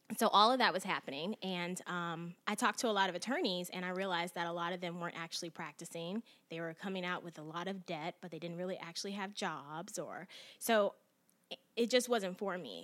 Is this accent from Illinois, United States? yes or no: yes; Chicago, Illinois, United States; moved away; I'm originally from Chicago